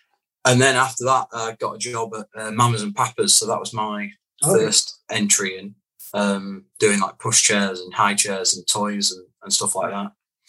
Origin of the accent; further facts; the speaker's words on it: Doncaster, Yorkshire and the Humber, United Kingdom; also born or lived in Hook; I was actually born in Hook in Hampshire. I just don't sound like it because I moved when I was about five. But yeah, I'm from Doncaster.